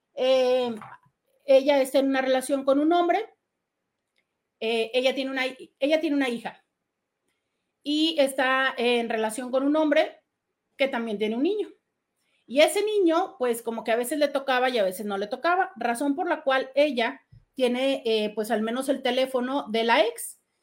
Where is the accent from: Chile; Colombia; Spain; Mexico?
Mexico; nada más somos mexicanos en estos días